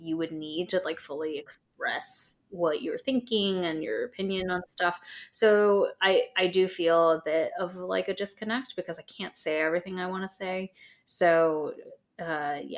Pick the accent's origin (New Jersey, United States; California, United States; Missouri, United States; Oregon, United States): California, United States; Southern; and I both grew up in Southern California